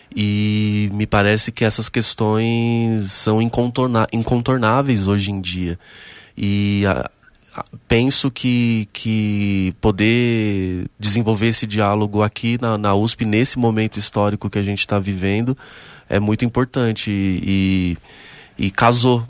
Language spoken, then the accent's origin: Portuguese; Mauá, São Paulo, Brazil; na cidade de Mauá, que é onde eu nasci e me criei, né? Eu sou do ABC paulista